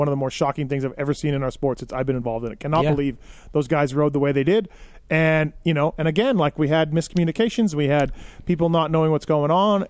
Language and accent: English; Canada; now in United States; I'm Canadian. I've lived here in the USA longer than I even lived in Canada. So I'm just not a citizen yet.